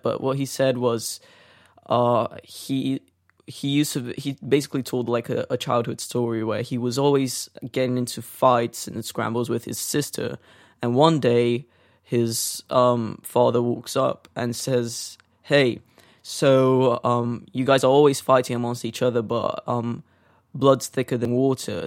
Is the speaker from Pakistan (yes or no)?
no; Brazil; also born or lived in North London; now in London, United Kingdom; growing up in Brazil